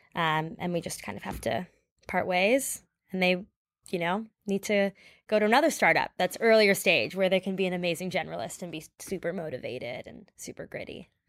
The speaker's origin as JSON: {"language": "English", "town": "Toronto", "region": "Ontario", "country": "Canada", "tie": "born or raised there", "said": "I'm from Canada. Um, I was born and raised in Toronto."}